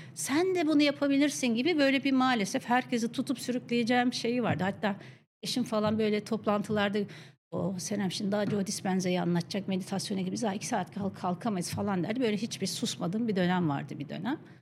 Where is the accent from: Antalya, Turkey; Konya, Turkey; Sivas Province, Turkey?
Konya, Turkey; Akşehir; moved away; mutlu çocukluğum dediğim Konya Akşehirli olmaya biraz da bağlı. Akşehir'de doğdum ben